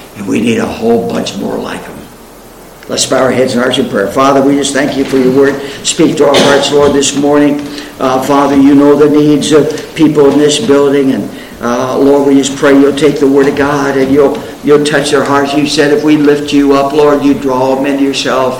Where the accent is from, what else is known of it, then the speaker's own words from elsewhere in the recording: Spokane, Washington, United States; I was in Spokane, Washington, my hometown. I'm a Westerner. I was raised out in Washington State